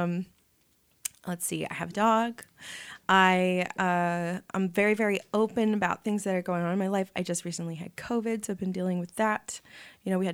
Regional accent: San Diego, California, United States; I'm from San Diego, born and raised here

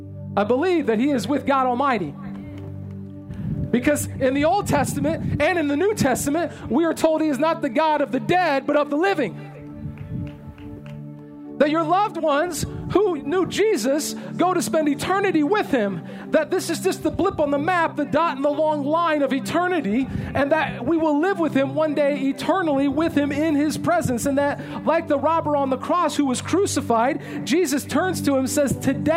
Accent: California, United States; There was no earthquake because I came from California. I know how to check.

